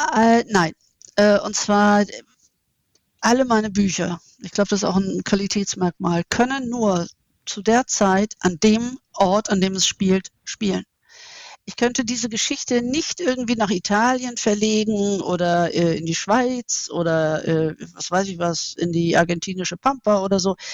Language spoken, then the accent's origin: German; Germany; Und ich bin eine Deutsche, ich kann kein Griechisch, ich bin da nicht einheimisch